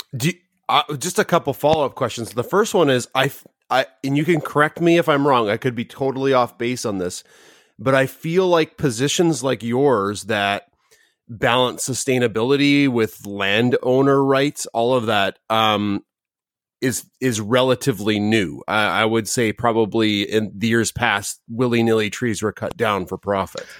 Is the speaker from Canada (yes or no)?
yes; Canada; as a Canadian